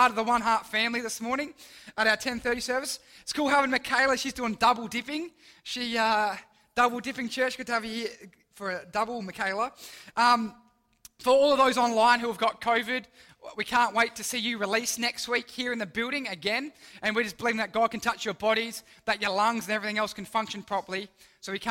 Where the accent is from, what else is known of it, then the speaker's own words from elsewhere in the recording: Mount Barker, South Australia, Australia; now in Port Lincoln, Australia; I grew up in the Adelaide Hills, so I grew up in the town of Mount Barker